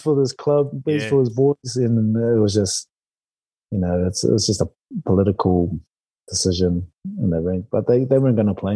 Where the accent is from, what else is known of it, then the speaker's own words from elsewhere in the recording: New Zealand; moved away; as a Kiwi